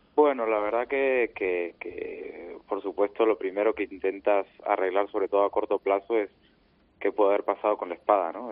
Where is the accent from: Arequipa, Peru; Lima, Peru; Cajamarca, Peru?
Lima, Peru; los dos años en Lima, en mi tierra